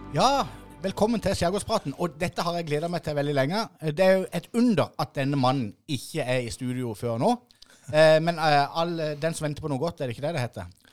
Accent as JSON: {"language": "Norwegian", "country": "Norway", "tie": "born or raised there", "said": "oppveksten på Ime"}